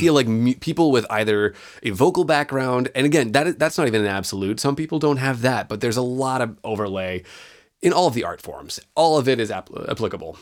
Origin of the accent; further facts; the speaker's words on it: California, United States; moved away as an adult; also born or lived in Chicago; I grew up in California. I was born and raised there